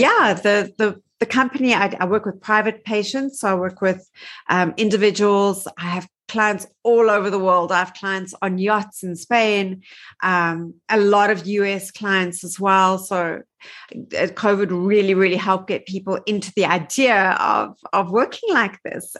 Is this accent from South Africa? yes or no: yes; Johannesburg, Gauteng, South Africa; also born or lived in New York; I am from Johannesburg, South Africa. Um, I've lived here my whole life.